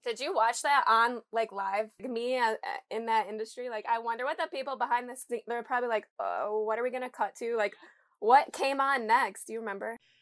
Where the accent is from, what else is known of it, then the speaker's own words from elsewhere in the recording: Michigan, United States; I'm from Michigan, so I'm, like, forty minutes from home